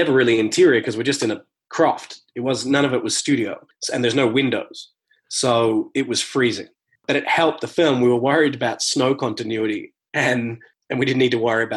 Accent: rural Victoria, Australia; moved away as an adult; now in Los Angeles, United States; an hour from my house, just in rural parts of Victoria, Australia.

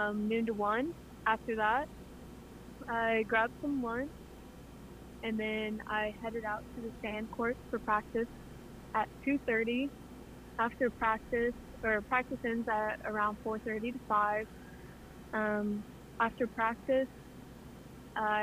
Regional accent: Butler, Missouri, United States; moved away as an adult; now in Conway, United States; I grew up in Butler, Missouri

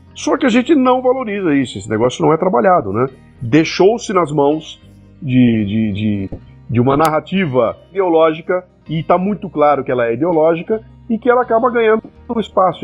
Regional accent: Brazil; Eu, como brasileiro

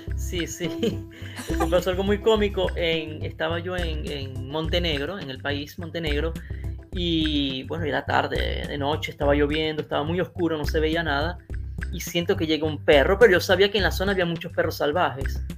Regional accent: Maracaibo, Zulia, Venezuela; moved away as an adult; now in Italy; soy venezolano de Maracaibo y en Italia tengo desde el 2016. Yo prácticamente, o sea, prácticamente viví toda mi vida en Venezuela

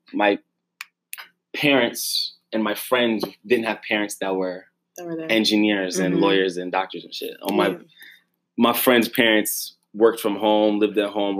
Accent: New York City, New York, United States; I come from Brooklyn, New York, from a Jamaican background, Jamaican household. Growing up in Brooklyn is definitely an experience. That's what I'm going to say. And I grew up in Bed-Stuy, too

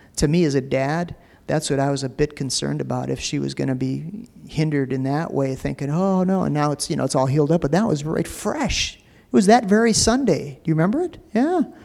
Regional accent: United States; also born or lived in Minneapolis; Being an American

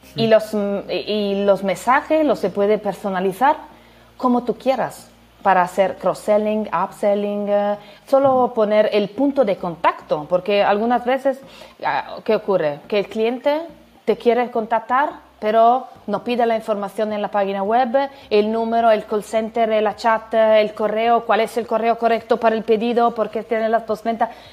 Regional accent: Italy; Spanish is a second language; now in Turin, Italy; soy italiana

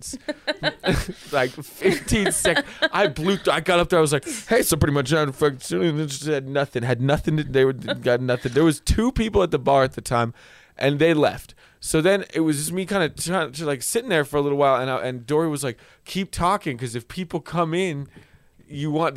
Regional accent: Albuquerque, New Mexico, United States; I grew up in Albuquerque.

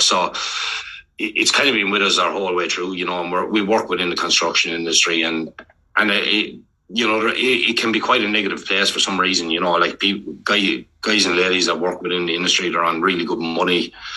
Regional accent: Ireland; moved away as an adult; now in Melbourne, Australia; when we're growing up in Ireland

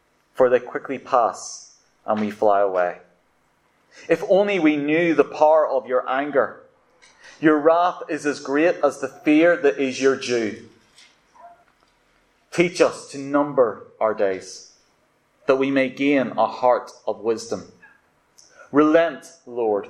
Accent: Ballywalter, Northern Ireland, United Kingdom; moved away as an adult; now in London, United Kingdom; my hometown, Ballywalter

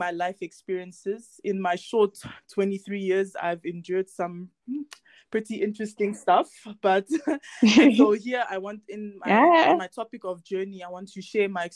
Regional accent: South Africa; And I am originally from Congo, but I was born and raised here in South Africa

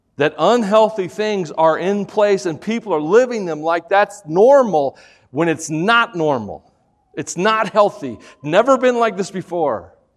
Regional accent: Tennessee, United States; I'm from Tennessee

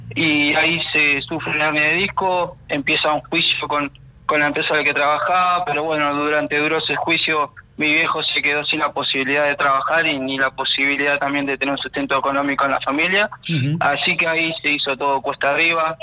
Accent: Bahía Blanca, Buenos Aires Province, Argentina; yo soy de Ingeniero Guay. Eh, Ingeniero Guay es un, es un barrio que queda en Bahía Blanca, provincia de Buenos Aires.

